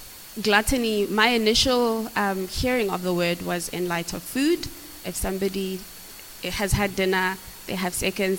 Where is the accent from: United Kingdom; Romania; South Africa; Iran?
South Africa; Pretoria, Gauteng; now in North West, South Africa; born and bred in Pretoria, but I currently stay in the Northwest with my great-grandmother